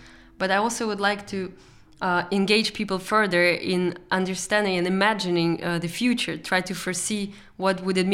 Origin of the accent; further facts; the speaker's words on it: Russia; moved away; also born or lived in Eindhoven, Netherlands; I come from Russia